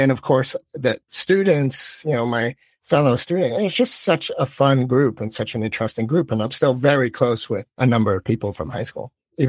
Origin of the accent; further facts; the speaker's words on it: Philippines; And I grew up abroad. I grew up in the Philippines. And so perhaps I had a little more kind of global perspective.